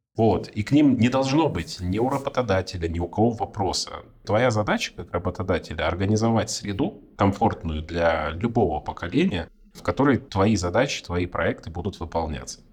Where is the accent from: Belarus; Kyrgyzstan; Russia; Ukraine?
Russia; Far East; moved away; Я вообще с Дальнего Востока. С очень-очень там, с границы с Китаем, очень издалека.